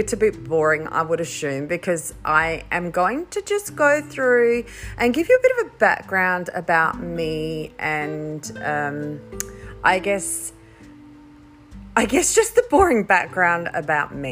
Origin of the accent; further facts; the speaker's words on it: Riverland, South Australia, Australia; also born or lived in Mackay, Queensland; I spent all of my teenage years growing up in the Riverland